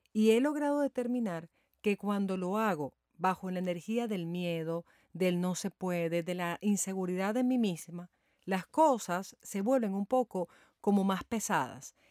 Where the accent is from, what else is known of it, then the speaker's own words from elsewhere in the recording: Venezuela; en mi país, Venezuela